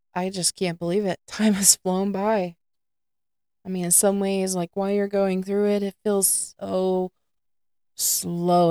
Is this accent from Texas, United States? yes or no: yes; north of Houston, Southeast Texas, United States; also born or lived in Sandpoint, Idaho; I grew up in Southeast Texas, uh, just north of Houston area